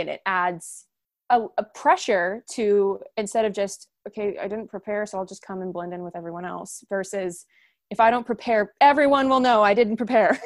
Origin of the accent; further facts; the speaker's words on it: Edmond, Oklahoma, United States; moved away as an adult; now in Canton, United States; I am originally from Edmond, Oklahoma, but in, went to school at Baldwin Wallace University in Ohio, and now I live in Canton, Ohio